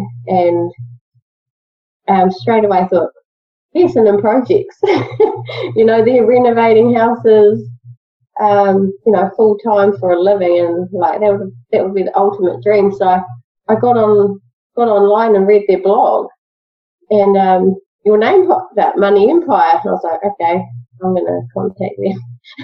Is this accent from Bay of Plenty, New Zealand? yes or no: yes; Te Puke, Bay of Plenty, New Zealand; I'm 34 years old. I grew up in Te Puke. In the Bay of Plenty, so you've done all my schooling there.